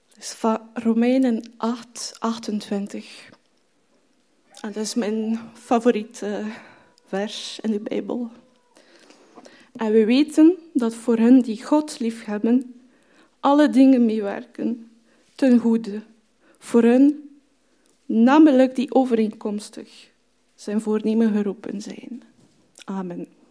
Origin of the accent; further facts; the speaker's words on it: France; Dutch is a second language; moved away as an adult; also born or lived in Marseille, France; now in Belgium; ik van Frankrijk kom, dus ik ben daar geboren mijn studies daar ook gedaan